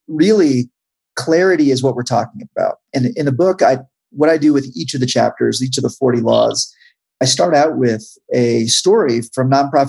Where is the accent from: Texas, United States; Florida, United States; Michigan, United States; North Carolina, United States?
North Carolina, United States; Charlotte; So yeah, I grew up in Charlotte, North Carolina. Went to high school there.